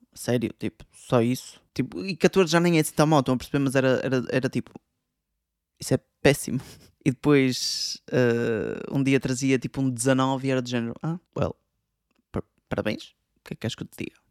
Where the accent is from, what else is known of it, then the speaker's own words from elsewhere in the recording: Portugal; moved away as an adult; da minha terra em Portugal